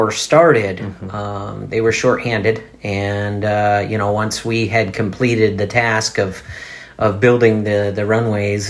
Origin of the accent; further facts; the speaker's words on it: Detroit, Michigan, United States; now in Canby, United States; I grew up in Detroit, Michigan, in a single-parent family